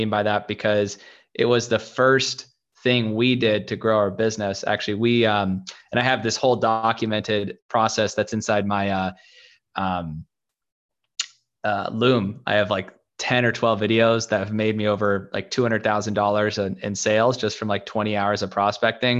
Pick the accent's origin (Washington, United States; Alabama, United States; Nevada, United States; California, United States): Washington, United States; Seattle; moved away as an adult; now in Los Angeles, United States; I was born and raised in Seattle